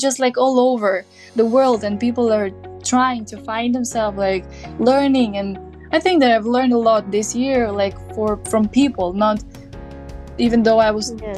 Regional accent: Bitola, North Macedonia; English is a second language; moved away as an adult; now in Zagreb, Croatia; I'm from Bitola, and, and like in Bitola we're speaking differently

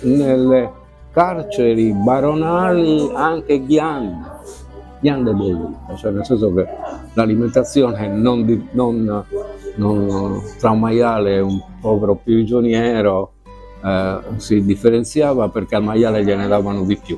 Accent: Sardinia, Italy; noi come sardi

